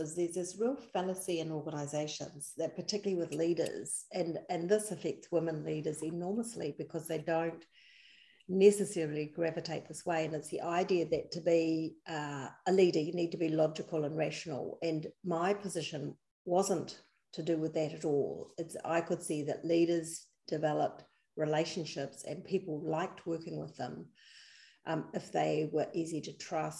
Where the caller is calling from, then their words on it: Wellington, New Zealand; I'm dialing in from Wellington, New Zealand.